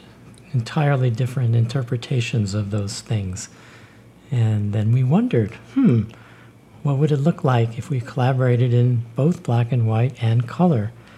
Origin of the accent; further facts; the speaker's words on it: New York City, New York, United States; Born in Bed-Stuy, right.